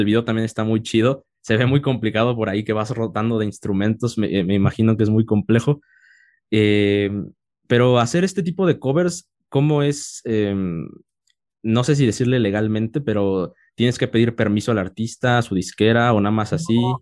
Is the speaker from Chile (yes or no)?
no; Oaxaca, Mexico; Yo soy de Oaxaca y, ahorita estamos en, la Ciudad de México, pero, pero soy de Oaxaca